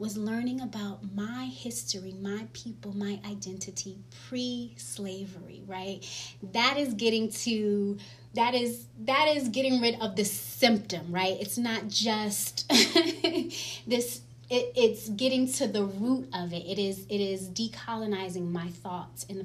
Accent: New York City, New York, United States; moved away as an adult; also born or lived in Washington, D.C. / Rwanda; now in Harrisonburg, Virginia, United States; growing up in Harlem, New York, I was really blessed to be in Black spaces

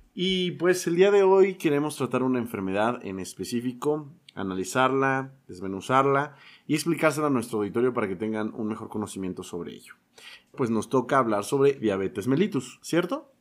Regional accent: Mexico; tenemos como mexicanos muchos factores

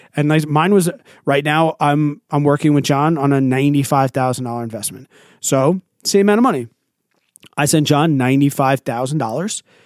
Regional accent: New York, United States; As a New Yorker

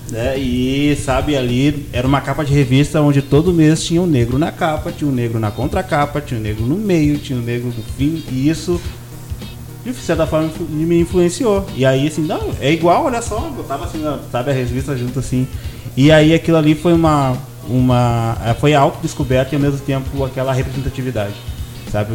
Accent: Porto Alegre, Rio Grande do Sul, Brazil; now in São Borja, Brazil; eu sou do Rio Grande do Sul

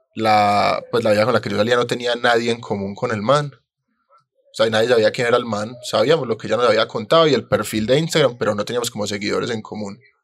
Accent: Colombia; yo fallé como colombiano

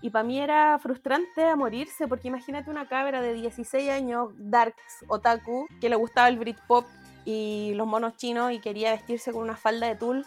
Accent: Talcahuano, Biobío, Chile; soy de Talcahuano

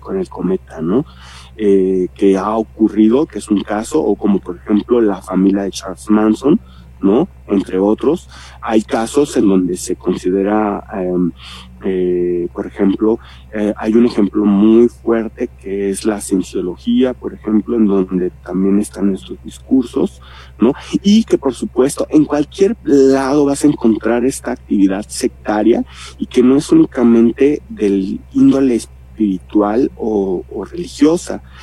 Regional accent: Mexico; como mexicanos

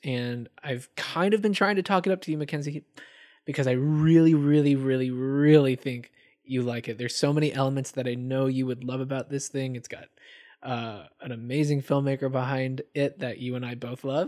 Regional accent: Atlanta, Georgia, United States; I'm originally from Atlanta, Georgia

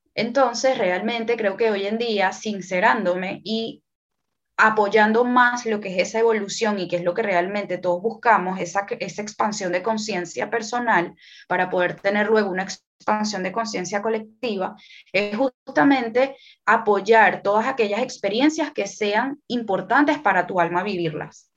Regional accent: Venezuela; also born or lived in France; now in Panama; yo nací en Venezuela, actualmente vivo en Panamá eh, también he vivido en Francia

